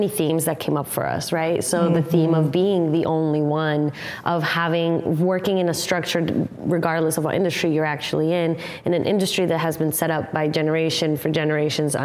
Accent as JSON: {"language": "English", "country": "Colombia", "moved": "yes", "lives_now": "United States", "said": "I come from Colombia"}